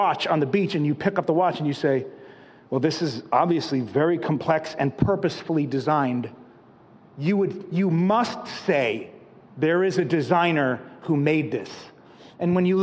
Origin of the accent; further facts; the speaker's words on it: Catskill Mountains, New York, United States; moved away; I grew up in the Catskill Mountains, so the stars are pretty big.